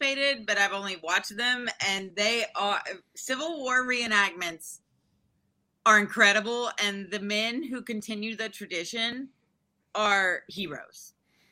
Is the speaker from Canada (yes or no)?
no; the South, United States; I'm a kid from the South, and I went to school in the South